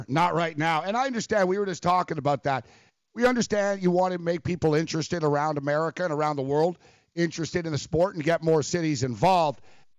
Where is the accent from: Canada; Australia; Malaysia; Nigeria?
Canada; Montreal, Quebec; now in New York, United States; We're in New York now, but I grew up in Montreal